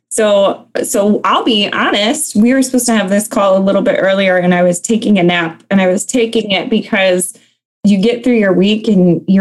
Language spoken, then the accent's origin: English; Ludington, Michigan, United States; also born or lived in North Carolina; Um, so I'm from Michigan. Um, I'm actually an Army brat, so I can't say born and raised in Michigan. I was actually born in North Carolina, uh, but I hail from a smaller city um, called Ludington